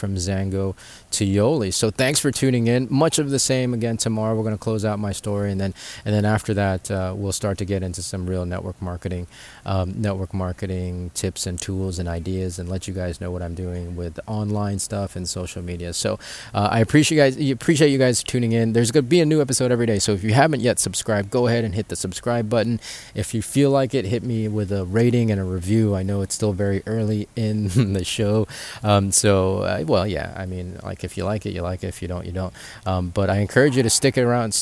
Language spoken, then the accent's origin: English; Philippines; we're from the Philippines